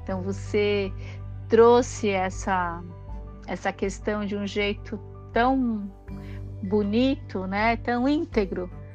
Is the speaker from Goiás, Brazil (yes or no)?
no; São Paulo, Brazil; eu sou de São Paulo, né, nasci e cresci ali no bairro do Brás